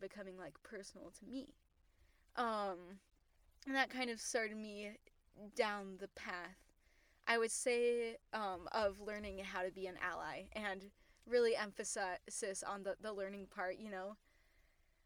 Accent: Utah, United States; I grew up in Utah.

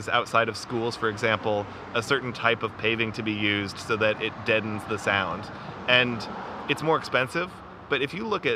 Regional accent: Lincoln, Nebraska, United States; now in Omaha, United States; I grew up in Lincoln

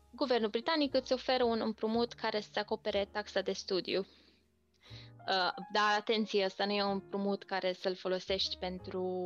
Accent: Romania; accent: Romanian; moved away as an adult; now in United Kingdom; accentul meu, românesc sau, mă rog, ce accent aveam

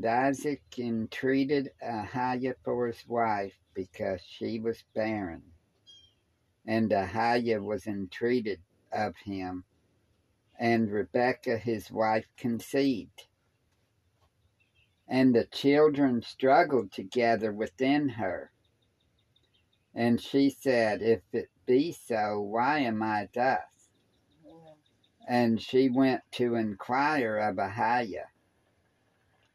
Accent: Clarksville, Tennessee, United States; also born or lived in Cookeville, Tennessee; I grew up in Clarksville

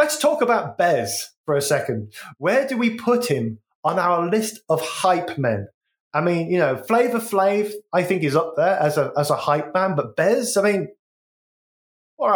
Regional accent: West Midlands, United Kingdom; I'm from the West Midlands, so we had Grebo Kids

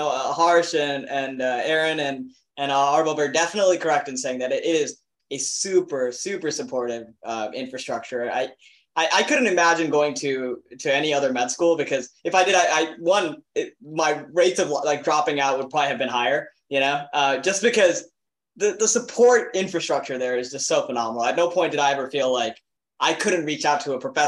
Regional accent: South Texas, United States; I grew up in South Texas

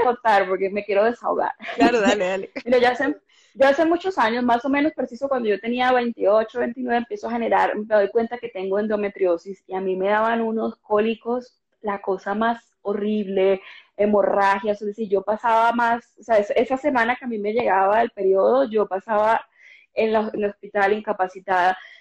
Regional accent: Cartagena, Bolívar, Colombia; moved away as an adult; now in Bogotá, Colombia; yo soy una cartagenera que lleva muchos años, más de una década viviendo acá en Bogotá

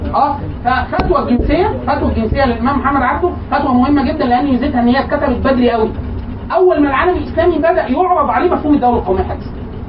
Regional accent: Egypt; حطيناه لمصر

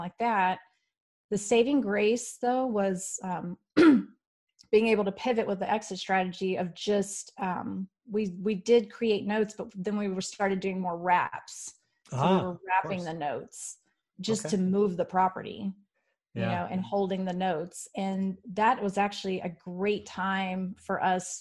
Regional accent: Houston, Texas, United States; moved away; I'm from Houston originally

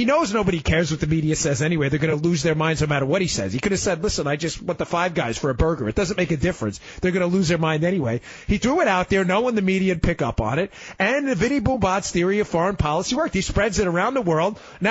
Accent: New York City, New York, United States; I grew up in New York. For all of you listening from Queens and Brooklyn, I was a Queens guy just like Trump.

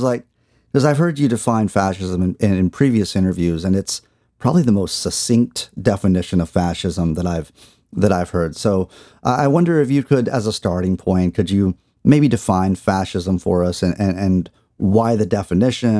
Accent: Texas, United States; I grew up in Texas in probably a rural setting

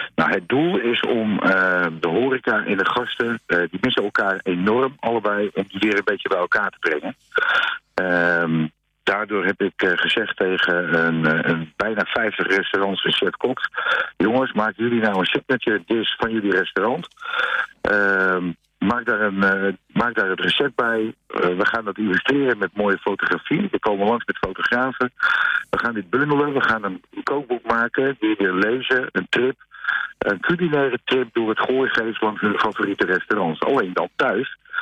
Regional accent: Alkmaar, North Holland, Netherlands; ik kom uit Alkmaar zelf

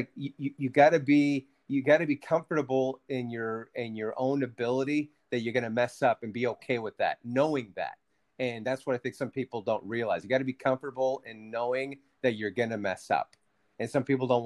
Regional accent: San Francisco, California, United States; first language Spanish; English is a second language; growing up in San Francisco

